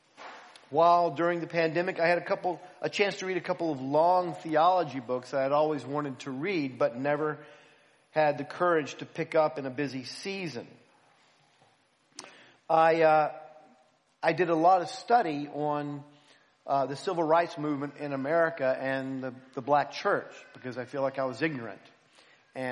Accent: United States; now in Philadelphia, United States; being an American

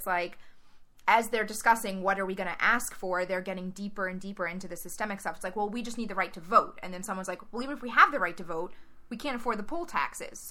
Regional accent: Louisiana, United States; I grew up in Louisiana when David Duke was still an active politician

